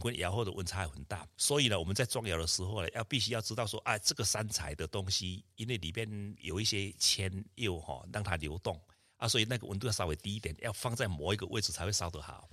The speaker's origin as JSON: {"language": "Chinese", "town": "Lugu", "region": "Nantou County", "country": "Taiwan", "tie": "born or raised there", "also_born_or_lived": "Tucheng", "moved": "yes", "said": "我出生在南投鹿谷的乡下，家里是以作龙为主"}